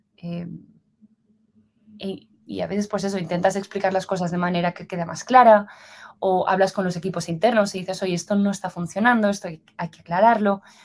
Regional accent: Valencia, Valencian Community, Spain; moved away as an adult; also born or lived in Madrid, Spain / San Francisco, United States; now in Zurich, Switzerland; yo soy originalmente de Valencia, en España, y a los 18 años me fui a, me fui a Madrid

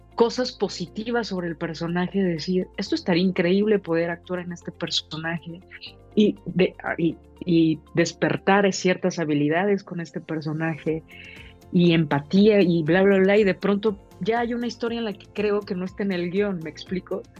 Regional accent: Mexico; nosotros como mexicanas, como mexicanos, tenemos diferentes historias de vida

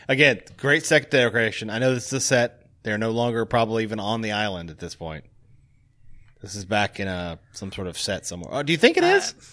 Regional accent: Tennessee, United States; now in Chicago, United States; being from Tennessee

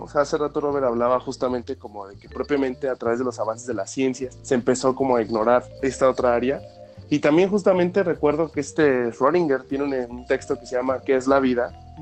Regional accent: Mexico; como latinos, como, como cultura mexicana

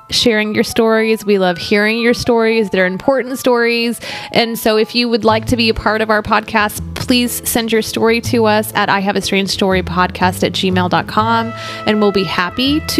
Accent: Texas, United States; hey y'all, I'm from Texas. We opened up completely and don't have masks anymore.

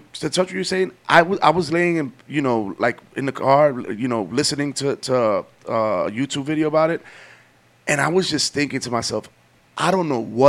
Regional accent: New York, United States; we grew up in New York.

